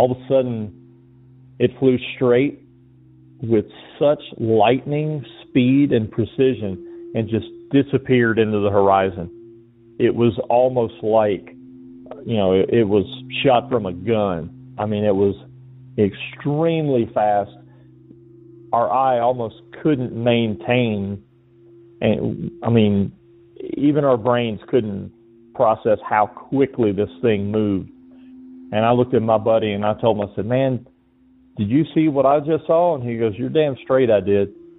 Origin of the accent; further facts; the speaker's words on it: Georgia, United States; moved away; also born or lived in Okinawa, Japan; I'm originally from Georgia